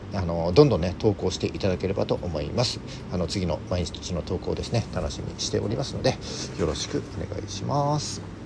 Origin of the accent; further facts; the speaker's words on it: mountains of Yamagata, Japan; 僕あの出身が山形の山奥なので